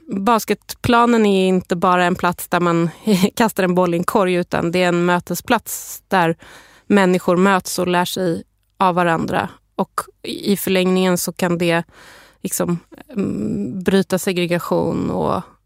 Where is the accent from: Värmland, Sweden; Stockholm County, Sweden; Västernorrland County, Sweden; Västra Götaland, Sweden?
Stockholm County, Sweden; Stockholm; jag är själv uppvuxen på Södermalm i Stockholm